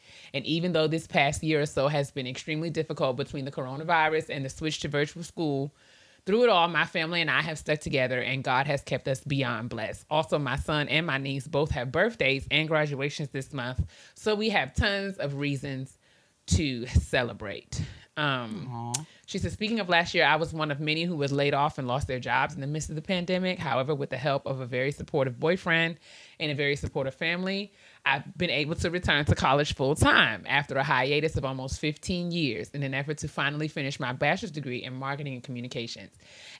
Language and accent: English; The Bronx, New York, United States; from the Bronx.